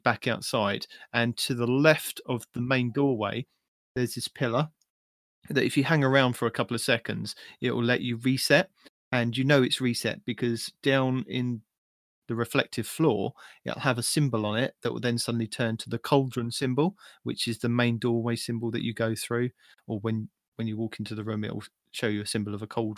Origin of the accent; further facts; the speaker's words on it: England, United Kingdom; I'm just English